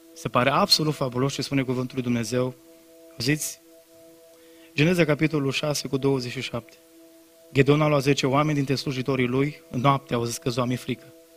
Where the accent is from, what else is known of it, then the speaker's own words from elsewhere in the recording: Brădet, Bihor County, Romania; m-am prezentat că din Brădet, că mi-era rușine că țăran